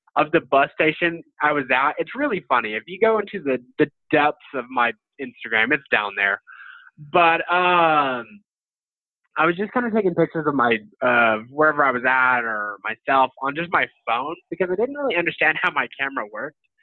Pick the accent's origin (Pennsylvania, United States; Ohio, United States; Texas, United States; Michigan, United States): Texas, United States; Amarillo; his work has always inspired me, and even cooler that he's from my hometown.